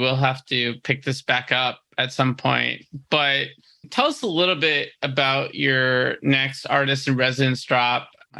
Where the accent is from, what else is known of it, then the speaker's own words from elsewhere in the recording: Boston, Massachusetts, United States; moved away as an adult; now in Los Angeles, United States; I'm a Boston guy, you know, RIP Bill Russell. But I mean, LA has been my home for 7 years